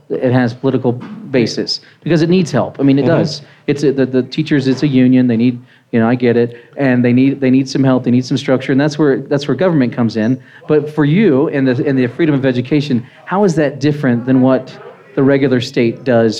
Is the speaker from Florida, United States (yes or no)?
no; Virginia, United States; now in Colorado, United States; I'm from Virginia.